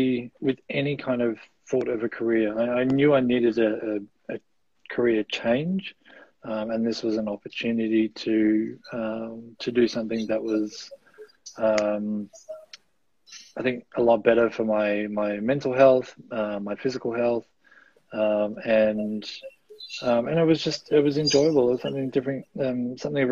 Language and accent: English; Gold Coast, Queensland, Australia; moved away as an adult; also born or lived in Melbourne, Australia; now in New Zealand; I was born in Melbourne. My family moved up to the Gold Coast when I was about 8 years old